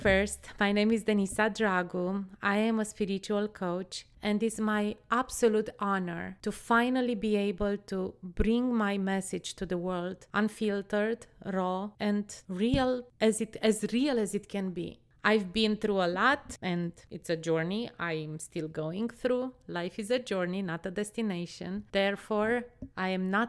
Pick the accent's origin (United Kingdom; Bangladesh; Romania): Romania; I was born in Romania, a country that was under a communist dictatorship until 1989. I think I was 10 or 11 when the communist was eradicated